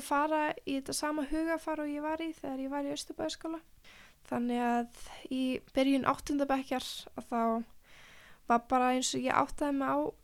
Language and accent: Icelandic; Mosfellsbær, Capital Region, Iceland; fættist í Mórselsbæk og við vorum sem sagt, ég, mamma og pappi með alveg frekar stort einbílishús þar og hesta sem var alveg frekar reyndislegt og var þar fyrstu ára æfiminnar